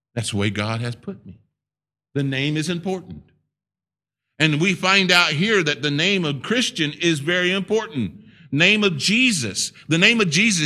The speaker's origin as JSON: {"language": "English", "country": "United States", "said": "I'm a Native American. I'm a native."}